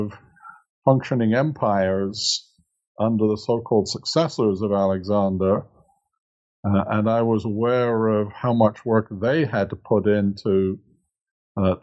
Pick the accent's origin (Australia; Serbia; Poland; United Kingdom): United Kingdom; England; moved away as an adult; now in United States; I'm originally from England, but have been living in the United States since 1980